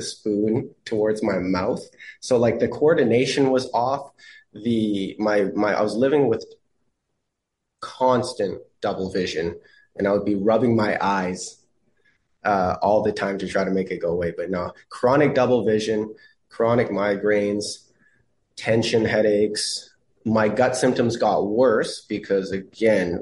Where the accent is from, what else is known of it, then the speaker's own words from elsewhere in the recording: Canada; as a Canadian